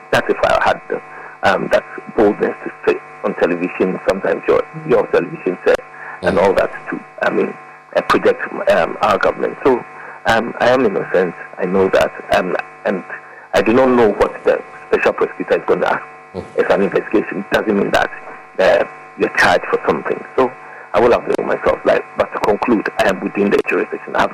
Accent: Ghana; as a Ghanaian

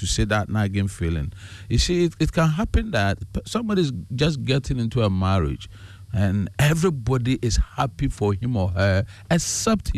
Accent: Ghana; growing up as a Ghanaian

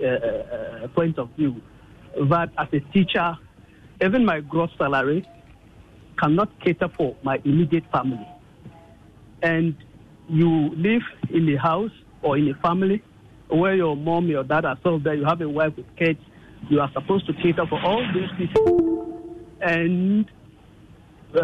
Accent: Ghana; as a teacher and as a Ghanaian citizen

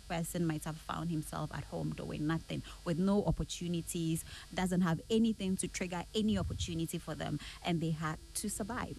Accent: Kumasi, Ashanti, Ghana; I was born and bred in the Ashanti region, Kumasi

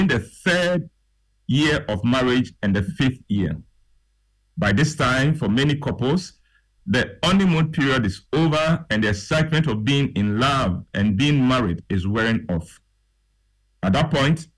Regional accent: Ghana; I left his office proud to be a Ghanaian. Proud that as a Ghanaian

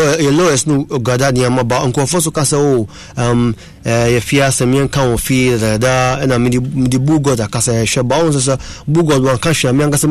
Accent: Togo; I'm from Togo, Chebi

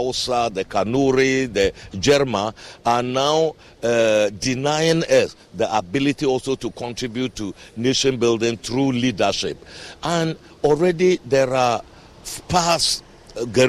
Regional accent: Ghana; I am a Ghanaian myself

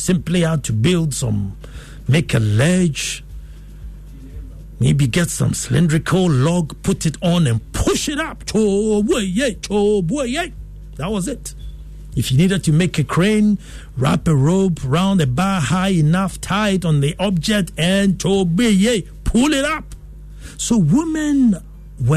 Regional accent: Ghana; I felt worthy as a Ghanaian.

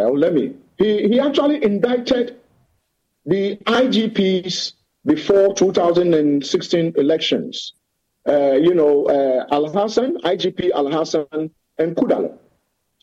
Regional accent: Kumasi, Ashanti, Ghana; also born or lived in Upper West Region, Ghana; I grew up in Kuma

